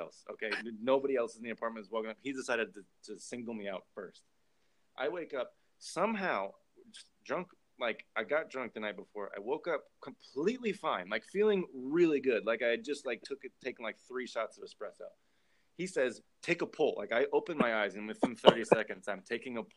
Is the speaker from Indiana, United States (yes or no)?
yes; Indiana, United States; I'm from Indiana and Purdue.